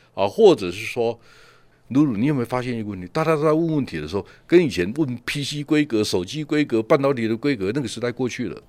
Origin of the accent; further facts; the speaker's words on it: Taiwan; 我们台湾人